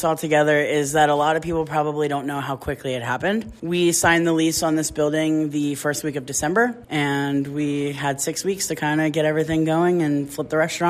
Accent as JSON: {"language": "English", "region": "New Jersey", "country": "United States", "tie": "born or raised there", "also_born_or_lived": "Philadelphia", "moved": "as an adult", "said": "I'm born and raised in New Jersey. You know, I learned my stint in Philadelphia, had a good time there for 15 years, and it was time to come home and plant some roots."}